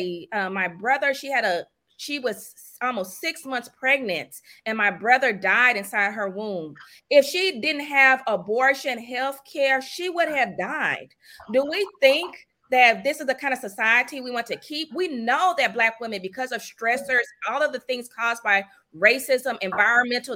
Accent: the South, United States; I grew up in the South.

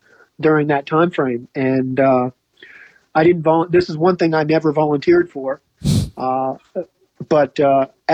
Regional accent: United States; moved away as an adult; now in Geelong, Australia; I always will be American

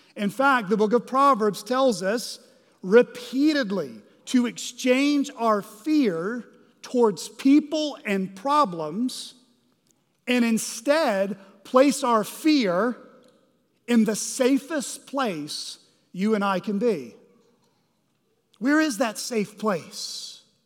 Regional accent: Arkansas, United States; we're from Arkansas, or many of us live in Arkansas

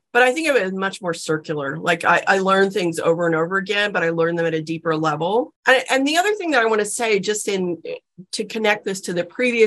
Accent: South Texas, United States; I grew up in South Texas

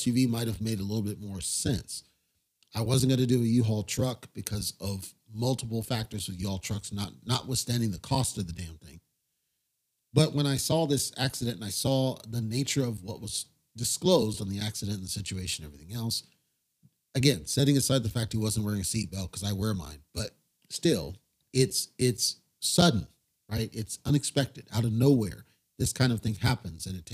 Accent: United States; now in Nevada, United States; As an American citizen

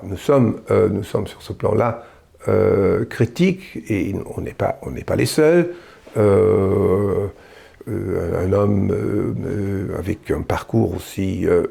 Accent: Germany; en tant qu'Allemand

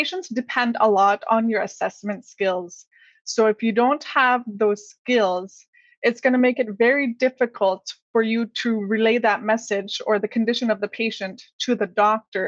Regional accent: Inuit community in the North, Canada; here in my hometown

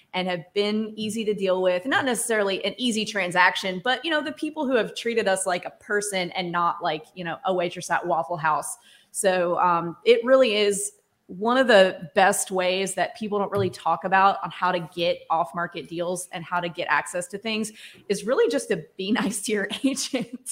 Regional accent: Starkville, Mississippi, United States; I grew up in Starkville

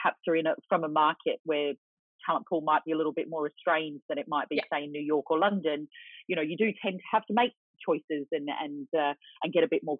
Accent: Australia; moved away; Most people can hear that I'm Australian

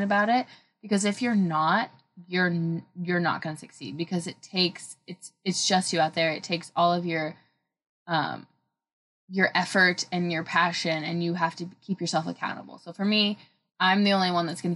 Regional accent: Oregon, United States; growing up in the Oregon

